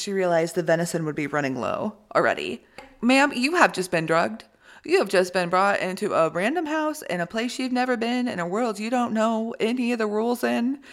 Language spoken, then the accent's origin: English; Midwest, United States; we're both from the Midwest